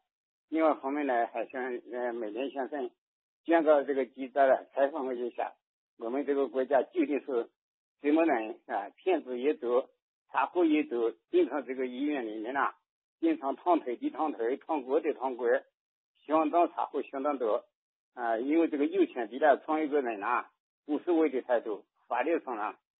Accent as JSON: {"language": "Chinese", "region": "Jiangxi", "country": "China", "said": "我是江西的。"}